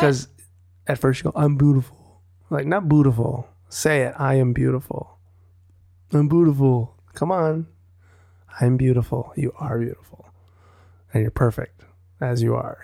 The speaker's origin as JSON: {"language": "English", "region": "Wisconsin", "country": "United States", "tie": "born or raised there", "moved": "yes", "lives_now": "Los Angeles, United States", "said": "growing up in Wisconsin, it was, like, you're not gonna walk to the market"}